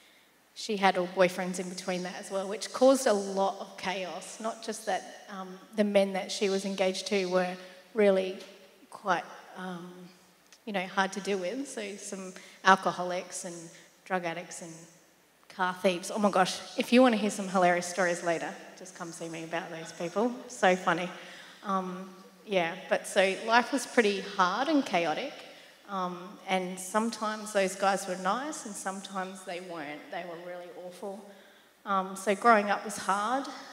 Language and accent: English; South Australia, Australia; moved away; I'm from South Australia. So sometimes you'll hear me say dance and Stobie Pole and stuff like